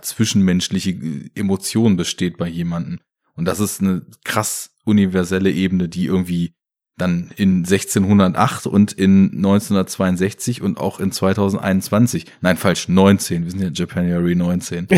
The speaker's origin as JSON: {"language": "German", "country": "Germany", "said": "bei uns in Deutschland"}